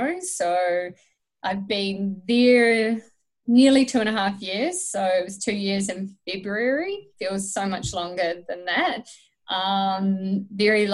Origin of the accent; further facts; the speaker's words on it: Stratford, Taranaki, New Zealand; moved away as an adult; now in Canada; I'm from New Zealand, and I've been in Canada for nearly 3 years.